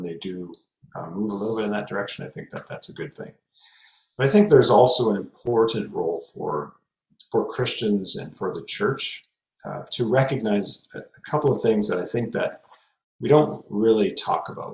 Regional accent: Fraser Valley, British Columbia, Canada; I grew up here in the Fraser Valley of British Columbia

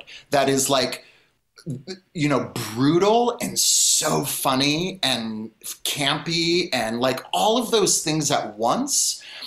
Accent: Marin County, California, United States; Marin County, which is my hometown

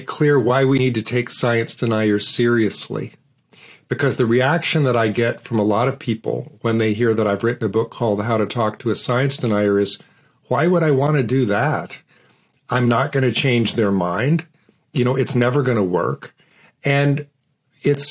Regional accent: Portland, Oregon, United States; I grew up in Portland, Oregon, and I grew up in a working-class neighborhood

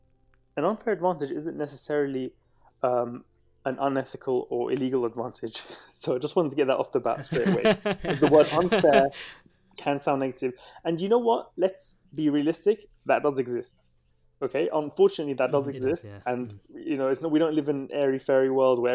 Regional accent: London, United Kingdom; also born or lived in Baghdad, Iraq; I came to London when I was 3 years old. I was born in Baghdad

